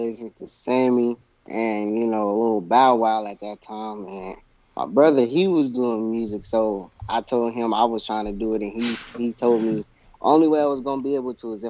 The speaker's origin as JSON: {"language": "English", "town": "Kansas City", "region": "Missouri", "country": "United States"}